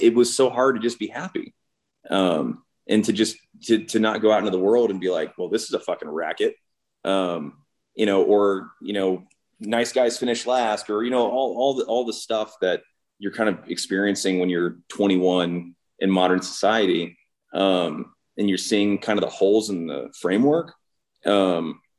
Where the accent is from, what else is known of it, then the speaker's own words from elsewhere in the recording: Idaho, United States; moved away as an adult; also born or lived in New York City; growing up in Idaho